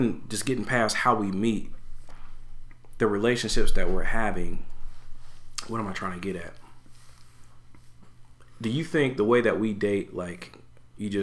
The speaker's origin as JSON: {"language": "English", "country": "United States", "tie": "born or raised there", "said": "We're Americans. Yes, we grew up in America"}